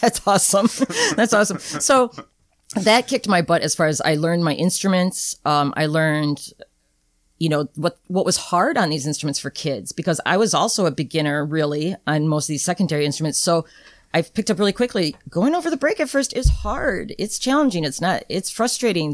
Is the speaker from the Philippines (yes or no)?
no; Rockford, Illinois, United States; I grew up in Rockford, but the advantage of that was my band director in junior high